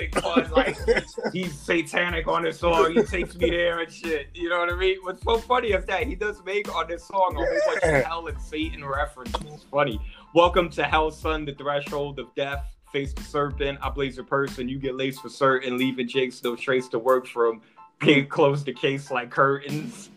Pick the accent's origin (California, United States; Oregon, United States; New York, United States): New York, United States; New York City; now in Miami, United States; I'm from the Bronx